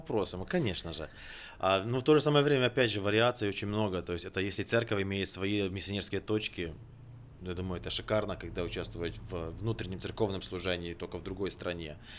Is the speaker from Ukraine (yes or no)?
yes; Ukraine; moved away as an adult; also born or lived in Sacramento, United States; now in Kenya; Рожденный в Украине, закончил э, там же библейский колледж и Национальный технический университет. В 2006 году мигрировал в США